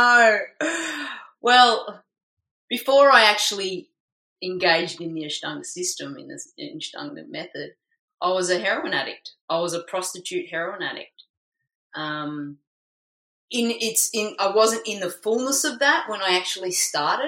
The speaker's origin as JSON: {"language": "English", "town": "Melbourne", "region": "Victoria", "country": "Australia", "tie": "born or raised there", "moved": "as an adult", "lives_now": "Gold Coast, Australia", "said": "I decided to move from Melbourne to Queensland, where I live now on the Gold Coast, so move away from my hometown"}